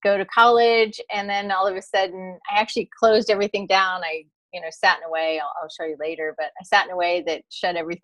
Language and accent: English; East Coast, United States; moved away as an adult; now in California, United States; I grew up in the East Coast. I knew I always wanted to live in California. So I made it here